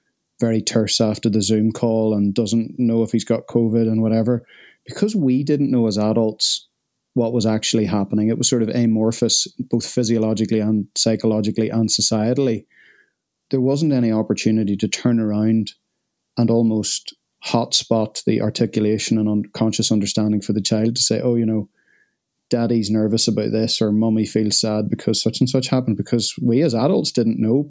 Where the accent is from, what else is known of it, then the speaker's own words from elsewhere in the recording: Northern Ireland, United Kingdom; I'm Northern Irish